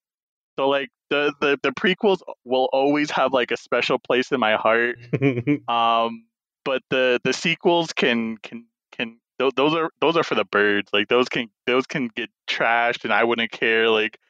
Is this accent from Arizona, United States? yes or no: yes; Ganado, Arizona, United States; now in Albuquerque, United States; I'm originally from Ganado, Arizona, but I'm here in Tiwa territory in Albuquerque.